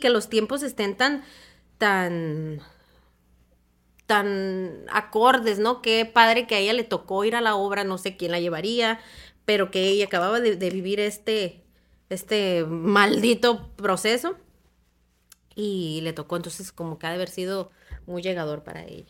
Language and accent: Spanish; Hermosillo, Sonora, Mexico